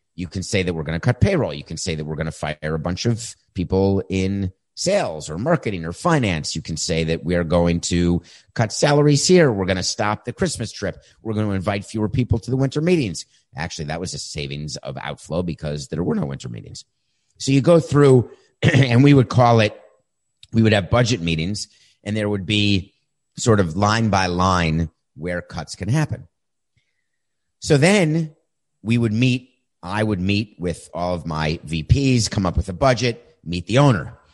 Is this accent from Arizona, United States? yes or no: no; Milwaukee, Wisconsin, United States; My hometown team, the place I was born